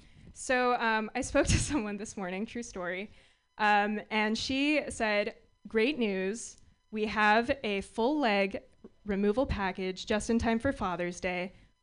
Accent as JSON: {"language": "English", "town": "San Francisco", "region": "California", "country": "United States", "said": "So I'm from San Francisco, which means I can't afford to live in San Francisco."}